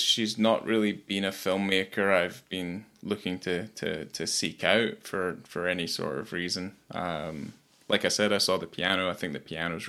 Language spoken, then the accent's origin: English; Scotland, United Kingdom; I'm also a Scotsman